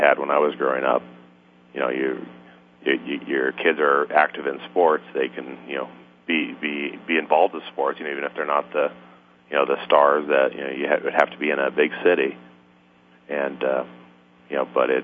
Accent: Denver, Colorado, United States; I grew up in the Denver area, and after I got into high school, my family moved us from basically one small town to another

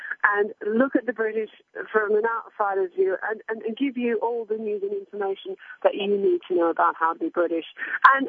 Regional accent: Australia; also born or lived in Hong Kong; now in United Kingdom; I grew up in Australia on a farm, and I've worked in Hong Kong and on covered wars in Baghdad, and now I live in the UK

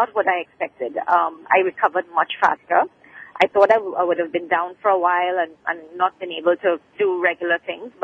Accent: Trinidad & Tobago; I'm not from the States. I'm from Trinidad.

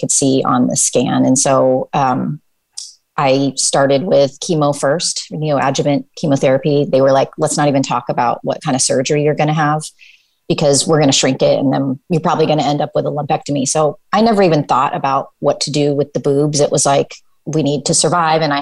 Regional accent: Pacific Northwest, United States; moved away as an adult; also born or lived in South Korea / Amsterdam, Netherlands / New York City, United States; I am from the Pacific Northwest, born and raised

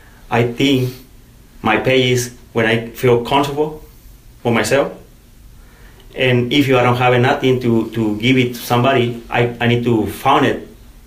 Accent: Mexico; moved away as an adult; In Mexico.

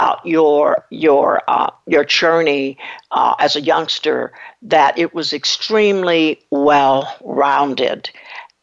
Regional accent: Muskogee, Oklahoma, United States; I grew up in Muskogee, which Oklahoma is Midwest

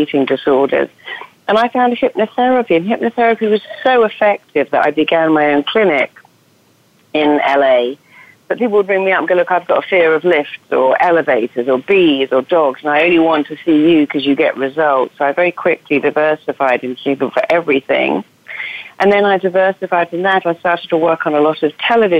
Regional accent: Cambridge, East of England, United Kingdom; accent: English; now in Los Angeles, United States; I come from Cambridge, actually, but I live

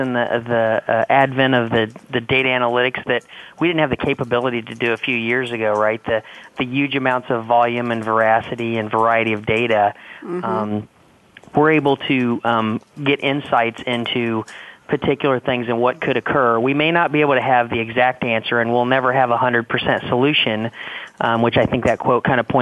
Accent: Indiana, United States; I grew up in Indiana

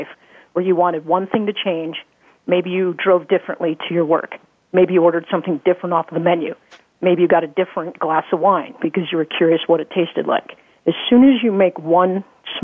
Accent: Midwest, United States; I grew up in the Midwest

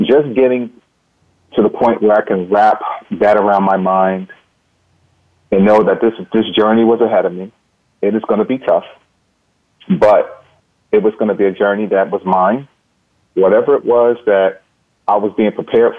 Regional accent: North New Jersey, United States; I grew up in North New Jersey

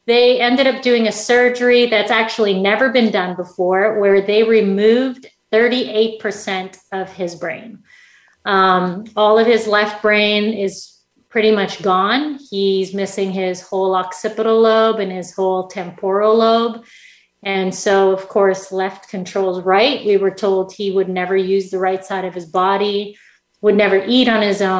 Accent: Saskatchewan, Canada; I grew up in Canada. In Saskatchewan, Canada, really small place in the middle of Canada

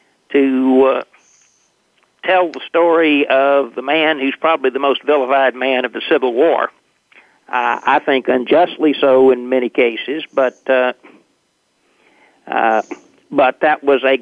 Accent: Nashville, Tennessee, United States; I was born and raised in Nashville, Tennessee

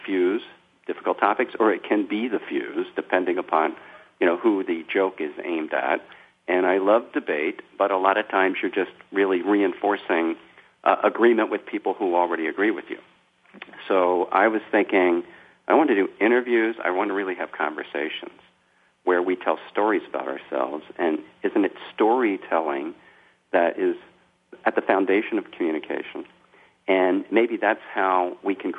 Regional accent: Philadelphia, Pennsylvania, United States; moved away as an adult; now in New York City area, United States; I grew up in South Philadelphia and outside of Philadelphia

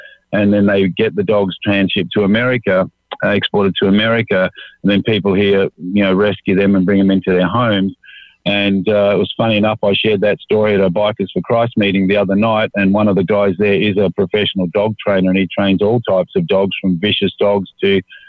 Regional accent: Australia; being an Aussie

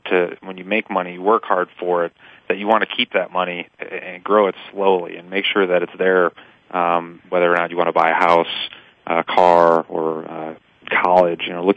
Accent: Milwaukee, Wisconsin, United States; moved away as an adult; now in Pittsburgh, United States; I grew up in Milwaukee, where the Green Bay Packers, you know, obviously were what we were watching and talking about

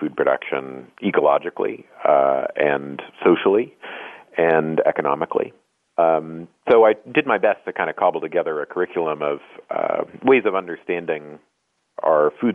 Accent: Oregon, United States; moved away as an adult; I grew up in the West Coast in Oregon.

